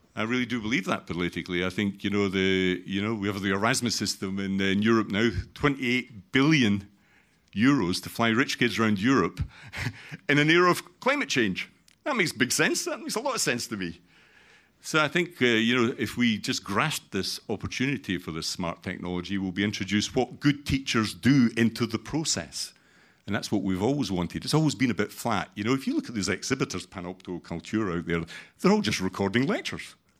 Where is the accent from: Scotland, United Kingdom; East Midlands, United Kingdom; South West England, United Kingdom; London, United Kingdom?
Scotland, United Kingdom; I'm Scottish